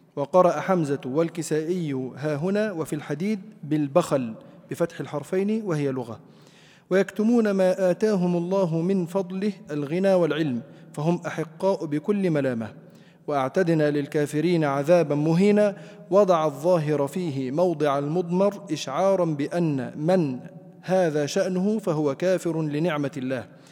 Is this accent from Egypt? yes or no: yes; Egypt; عندنا في مصر